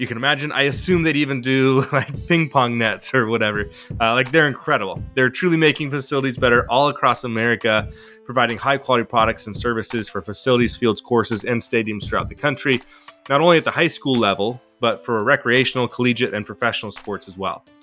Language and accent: English; Salem, Oregon, United States; here in my hometown, Salem, Oregon